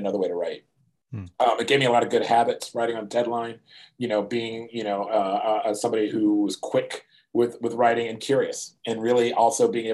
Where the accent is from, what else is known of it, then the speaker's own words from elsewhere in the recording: outside of Philadelphia, Pennsylvania, United States; moved away as an adult; also born or lived in Providence, Rhode Island; I grew up outside of Philadelphia for the most part